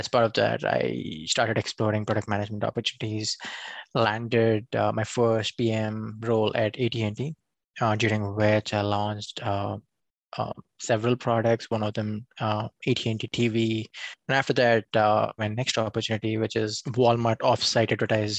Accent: India; moved away as an adult; now in United States; I come from India

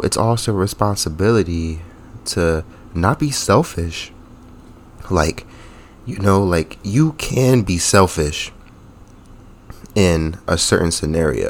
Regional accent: New Jersey, United States; now in Rhode Island, United States; I'm from New Jersey

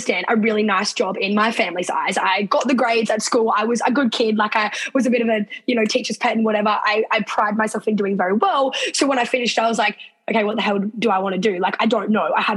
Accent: Sydney, New South Wales, Australia; moved away as an adult; now in Queensland, Australia; I'm actually not officially from Queensland. I'm from Sydney

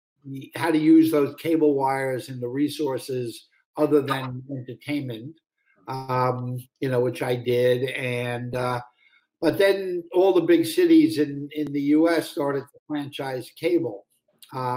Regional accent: New York City, New York, United States; I grew up in Brooklyn, New York

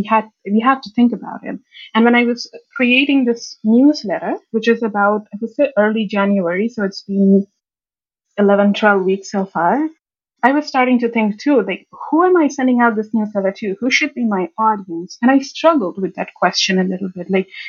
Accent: India; When I was growing up in India, I had this little bit of a habit to learn about this data stuff from sources that are not related to data.

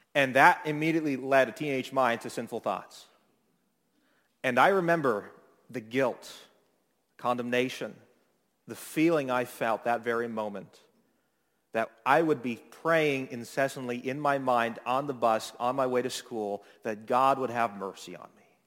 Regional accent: Toronto, Ontario, Canada; moved away as an adult; now in Niagara, Canada; I grew up in Midtown area of Toronto

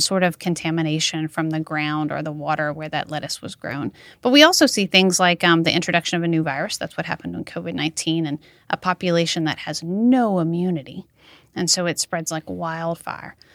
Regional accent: Mamou, Louisiana, United States; born or raised there; now in Baton Rouge, United States

